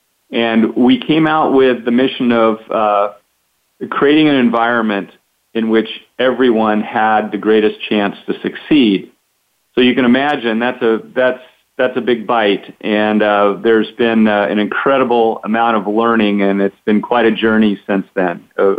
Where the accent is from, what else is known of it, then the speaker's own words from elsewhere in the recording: Grants Pass, Oregon, United States; I was born and raised in Grants Pass